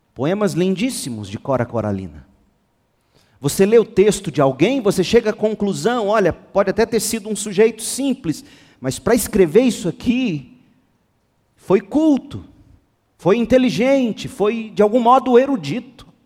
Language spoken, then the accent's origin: Portuguese; Goiânia, Goiás, Brazil; A nossa cidade, Goiânia, é uma das que tem o maior número de evangélicos no país